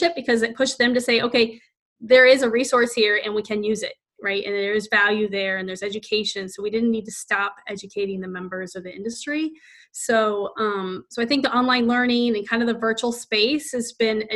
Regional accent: Northeastern Ohio, United States; moved away as an adult; now in Washington, D.C., United States; I'm from Northeastern Ohio

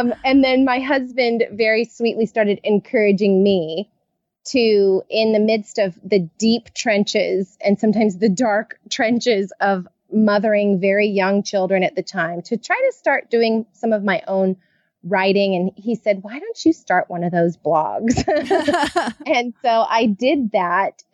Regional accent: California, United States; I am a Californian born and raised

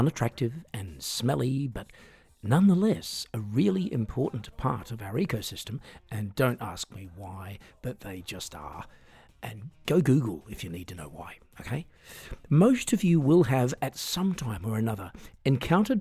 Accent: Australia; moved away as an adult; now in Europe; I'm an Australian singer-songwriter and piano entertainer

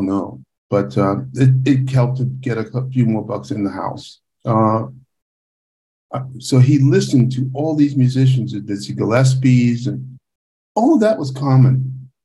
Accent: Panama; moved away; We listened to Latin music a lot because we're from Panama

